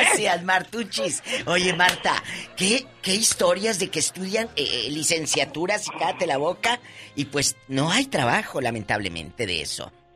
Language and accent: Spanish; Matamoros, Tamaulipas, Mexico; moved away; mi tierra, Matamoros, Tamaulipas